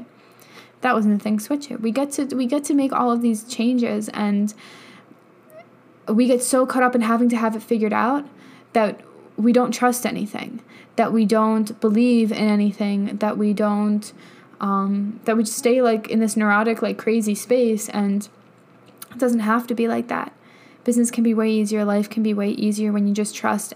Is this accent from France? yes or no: no; New York, United States; moved away as an adult; also born or lived in Colorado; I lived in New York my whole life